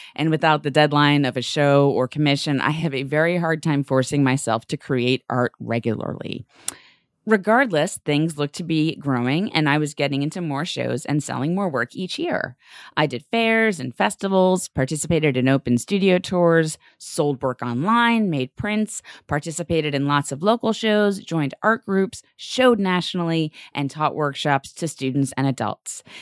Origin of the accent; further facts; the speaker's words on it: New York, United States; my feelings as a New Yorker